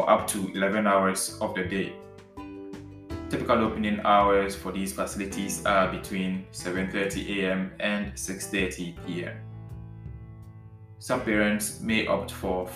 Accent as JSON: {"language": "English", "country": "Ghana", "moved": "yes", "lives_now": "Netherlands"}